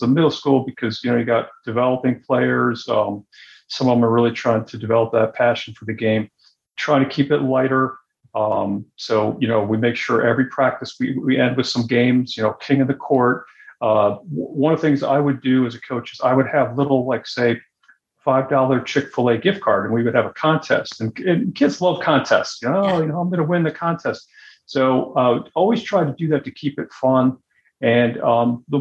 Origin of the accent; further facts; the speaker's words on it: Syracuse, New York, United States; moved away as an adult; I grew up in Syracuse, New York, where there weren't many tennis players